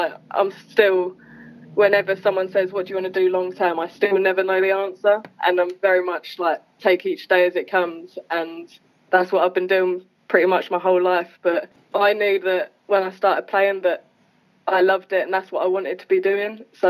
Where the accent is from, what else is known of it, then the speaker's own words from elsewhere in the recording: East of England, United Kingdom; I think it's the same as every British athlete. So I started in school, and then I got told by my PE teacher to go to trials, and went to Suffolk trials, got in there.